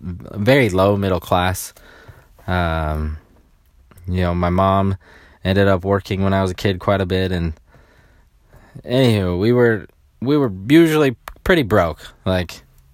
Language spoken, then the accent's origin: English; Sacramento, California, United States; When I grew up, I grew up in around Sacramento, and I'm the youngest of 10 children, okay?